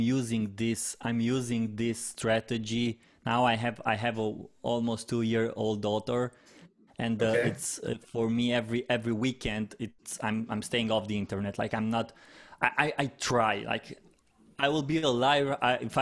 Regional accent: Romania; first language Romanian; English is a second language; It's in my native language in Romania

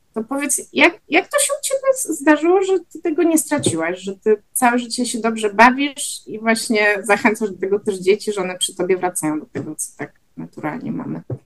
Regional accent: Wrocław, Lower Silesian Voivodeship, Poland; obie jesteśmy z Wrocławia

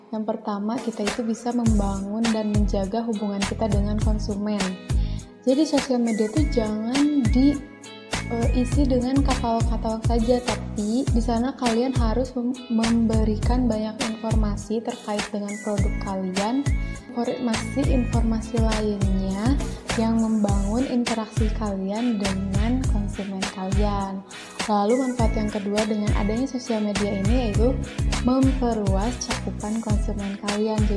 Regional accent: Bandung, West Java, Indonesia; Sudah jelas dong ya, berarti asalku dari Bandung.

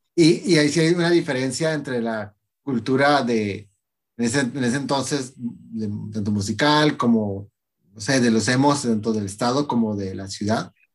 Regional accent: Tecate, Baja California, Mexico; yo soy de Tecate

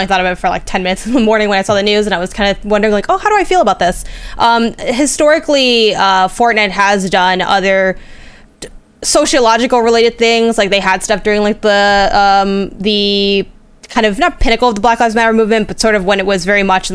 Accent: United States; as an American

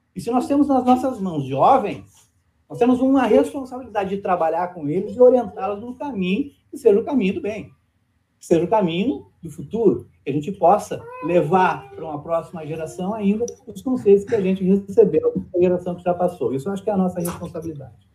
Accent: Rio Grande do Sul, Brazil; o meu currículo era ser rio-grandense

